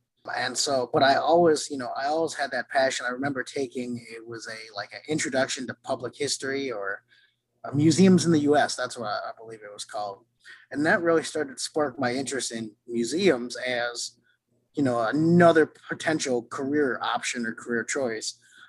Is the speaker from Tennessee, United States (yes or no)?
no; Milwaukee, Wisconsin, United States; now in Atlanta, United States; So originally I'm from Wisconsin. So I grew up, I think, a huge sports fan, especially the Packers. Living in the Milwaukee area